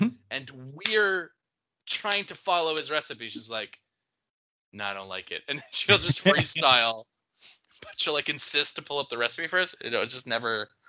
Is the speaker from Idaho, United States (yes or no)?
yes; Idaho, United States; well, I grew up in South Idaho. And we always mash with a fork.